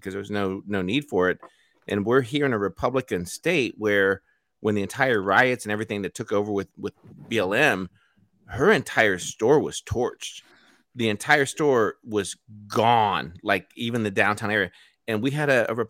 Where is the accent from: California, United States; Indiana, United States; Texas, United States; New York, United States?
Indiana, United States; born or raised there; moved away